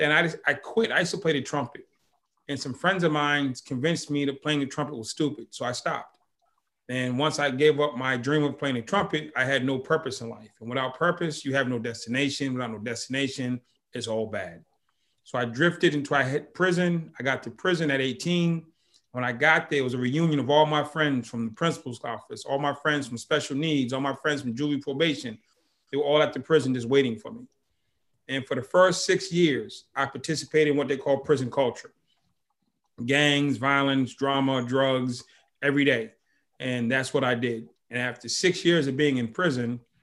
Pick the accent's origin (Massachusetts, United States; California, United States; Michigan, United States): Massachusetts, United States; Boston; I grew up in Boston